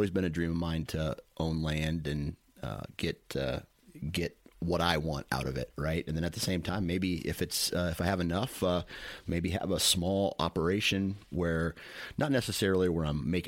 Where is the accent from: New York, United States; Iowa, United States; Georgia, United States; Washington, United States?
Iowa, United States; you know, I'm from Iowa